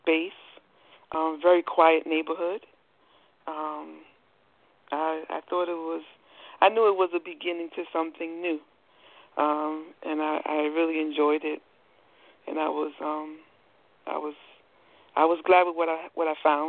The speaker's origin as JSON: {"language": "English", "region": "New York", "country": "United States", "tie": "born or raised there", "also_born_or_lived": "Queens / Newport News, Virginia", "moved": "as an adult", "lives_now": "Hampton, United States", "said": "I was born and raised in New York, so I lived there my whole life"}